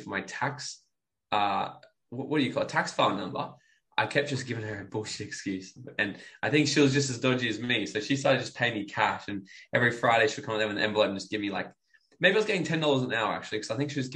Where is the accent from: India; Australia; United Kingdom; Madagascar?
Australia; Brisbane, Queensland; also born or lived in New South Wales / Gold Coast / Bali / Mexico; I was born in New South Wales, but like I don't have any memory of it. I was there for 2 years of my life. Okay, and then I pretty much grew up in Brisbane and then the Gold Coast my whole life